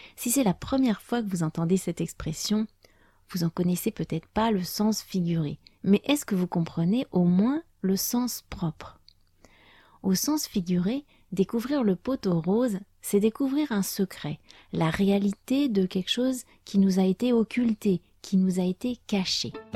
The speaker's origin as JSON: {"language": "French", "country": "France", "first_language": "French", "said": "je suis française"}